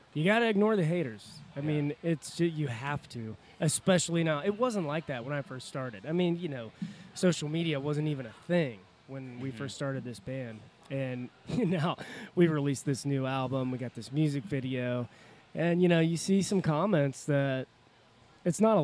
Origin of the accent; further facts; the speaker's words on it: Cincinnati, Ohio, United States; we're from Cincinnati